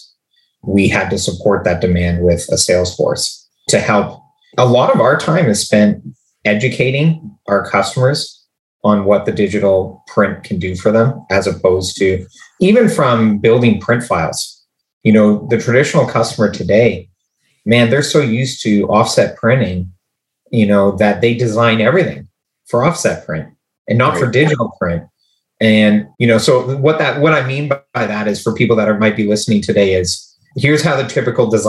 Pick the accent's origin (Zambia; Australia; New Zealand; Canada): Canada; we're from Canada